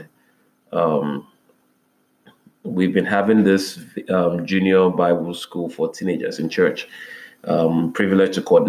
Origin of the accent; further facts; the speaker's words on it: Nigeria; I wound up in a very one of the prestigious Christian universities in Nigeria. That's, my home country